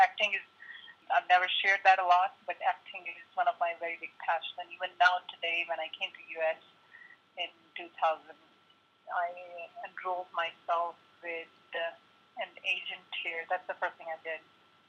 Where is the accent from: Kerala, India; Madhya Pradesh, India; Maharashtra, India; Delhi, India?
Delhi, India; New Delhi; born there; I was born in New Delhi. Like a very typical Indian family, my dad wanted me to be a doctor